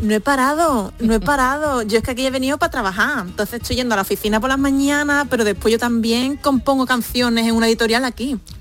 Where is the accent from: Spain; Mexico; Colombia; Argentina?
Spain; now in South Korea